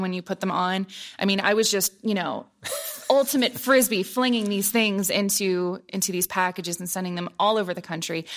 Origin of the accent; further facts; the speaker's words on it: Columbus, Ohio, United States; moved away as an adult; growing up in Columbus